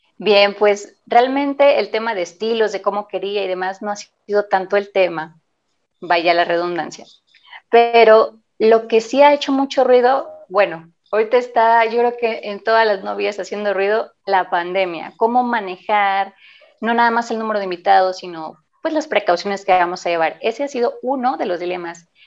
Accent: La Paz, Baja California Sur, Mexico; now in Mexico City, Mexico; Yo salí desde La Paz por haber visitado a mi familia, que de allá soy originaria, en nací, y estaba viviendo en Ciudad de México

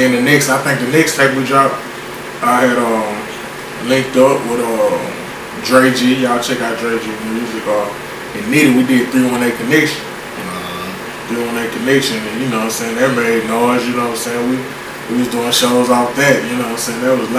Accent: Spring Hill, Louisiana, United States; Not from Lafayette, not from Lake Charles, I'm from Spring Hill, Louisiana, man. Cass City, be exact. Born and raised, man.

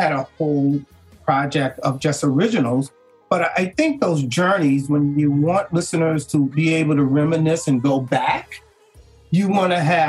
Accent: Chicago, Illinois, United States; I'm originally from Chicago

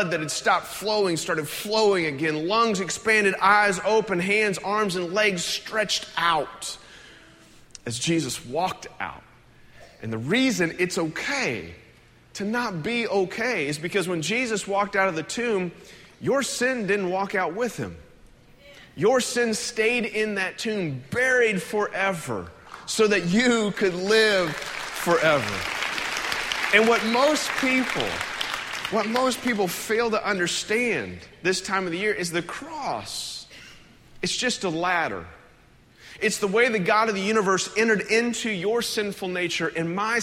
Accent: United States; as an American

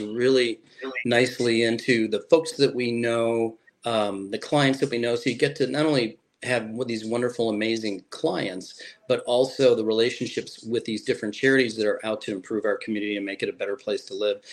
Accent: Chicago, Illinois, United States; moved away as an adult; now in Fort Myers, United States; I was born in Chicago

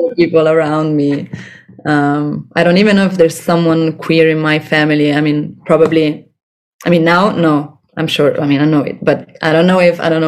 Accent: Rome, Lazio, Italy; now in Barcelona, Spain; I'm from Rome

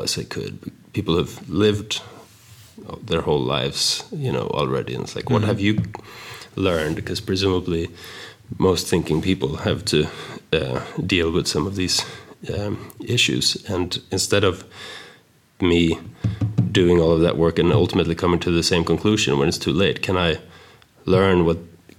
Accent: Stockholm, Stockholm County, Sweden; moved away as an adult; now in United States; I moved from Sweden to America when I was 19

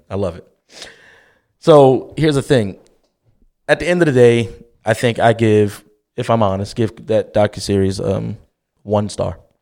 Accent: Baltimore, Maryland, United States; growing up in West Baltimore City

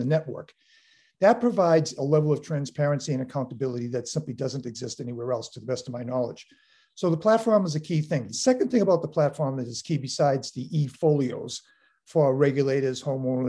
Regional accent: Boston, Massachusetts, United States; now in Weymouth, United States; I grew up in South Boston

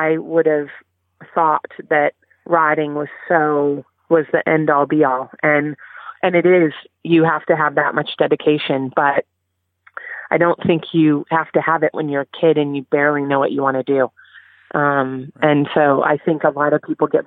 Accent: California, United States; I grew up in California, where reining and the sports medicine boots were very popular.

